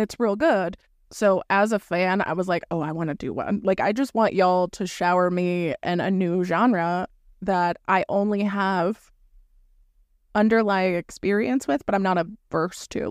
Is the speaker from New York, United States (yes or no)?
no; Florida, United States; moved away; I'm from Florida originally.